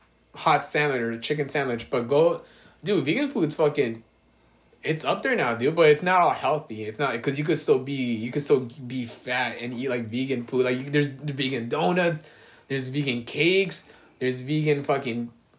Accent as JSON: {"language": "English", "town": "Alhambra", "region": "California", "country": "United States", "tie": "born or raised there", "said": "So, I was born in East Boyle Heights, mm-hmm. Then I lived in East LA, then City Terrace, and then I grew up in Alhambra."}